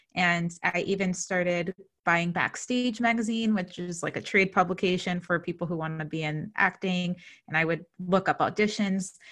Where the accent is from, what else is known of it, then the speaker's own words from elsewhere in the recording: New Jersey, United States; I'm from New Jersey